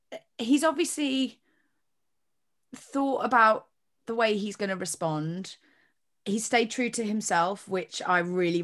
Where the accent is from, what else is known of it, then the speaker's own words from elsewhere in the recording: United Kingdom; But I'm quite British like that, so